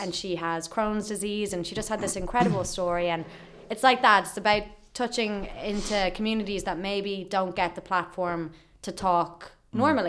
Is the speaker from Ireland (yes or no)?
yes; Ireland; we're Irish